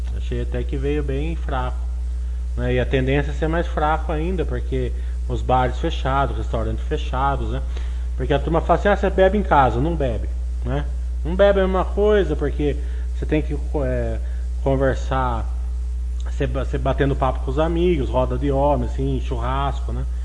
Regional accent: Brazil; accent: caipira; É que meu inglês é que nem meu português, né? É caipira

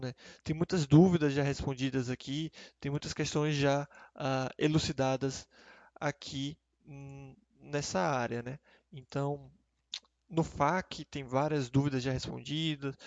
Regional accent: Brazil; nós hoje somos brasileiros, né? Ou, ou é, temos a residência fiscal brasileira

